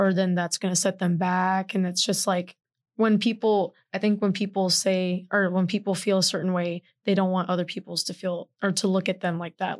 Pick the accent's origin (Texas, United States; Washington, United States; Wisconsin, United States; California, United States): Texas, United States; Houston; moved away; I'm proudly from Houston, Texas